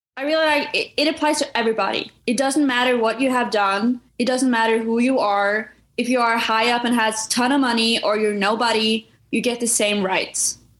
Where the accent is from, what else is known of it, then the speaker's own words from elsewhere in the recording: Norway; moved away as an adult; now in United States; I was born and raised in Norway